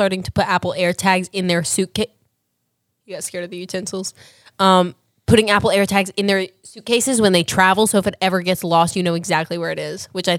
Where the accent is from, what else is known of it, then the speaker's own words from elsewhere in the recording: Perth, Western Australia, Australia; moved away; People from Perth, my hometown.